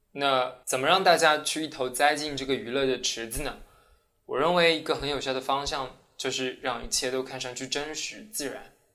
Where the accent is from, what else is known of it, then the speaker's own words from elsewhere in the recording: China; now in Sweden; 我其实作为一个中国人